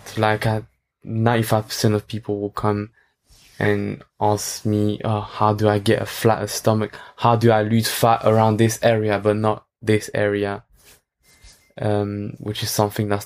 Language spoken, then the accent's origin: English; France; now in London, United Kingdom; I grew up in France